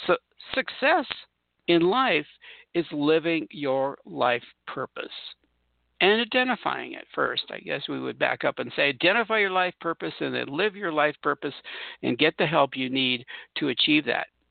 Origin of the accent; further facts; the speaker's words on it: Southern California, United States; moved away; I come from Southern California